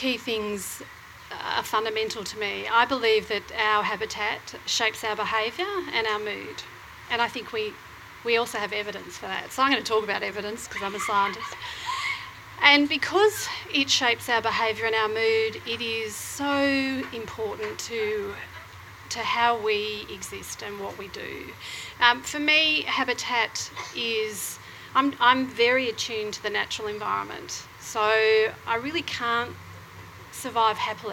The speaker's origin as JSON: {"language": "English", "town": "Croydon", "region": "Victoria", "country": "Australia", "tie": "born or raised there", "moved": "as an adult", "lives_now": "Northcote, Australia", "said": "I actually grew up out in Croydon."}